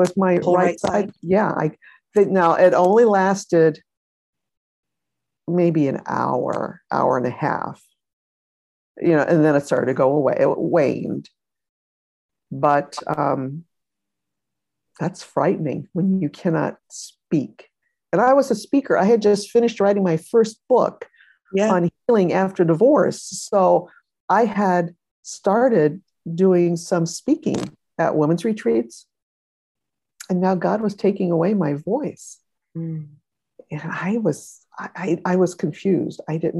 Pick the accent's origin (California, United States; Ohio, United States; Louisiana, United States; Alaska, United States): Ohio, United States; I was from Ohio too, years ago.